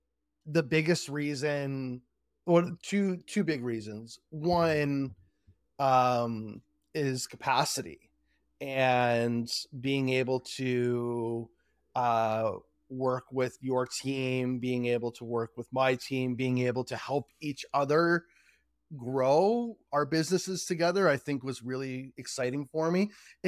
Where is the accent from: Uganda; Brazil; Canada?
Canada; Markham, Ontario; I'm a Canadian, born and raised in Markham, Ontario, Canada.